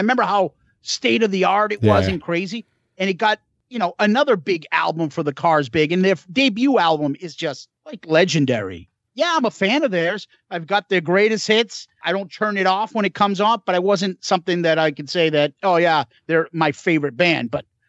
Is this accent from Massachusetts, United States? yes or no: yes; Boston, Massachusetts, United States; growing up in Boston